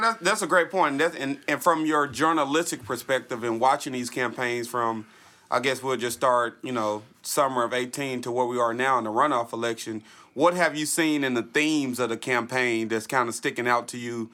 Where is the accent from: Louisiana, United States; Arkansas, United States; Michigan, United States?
Arkansas, United States; Little Rock; I grew up in Southwest.